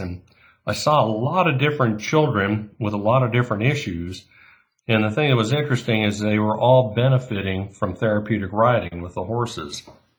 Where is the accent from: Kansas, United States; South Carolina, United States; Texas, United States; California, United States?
California, United States; Yorba Linda; moved away; I grew up in Yorba Linda, which is North Orange County.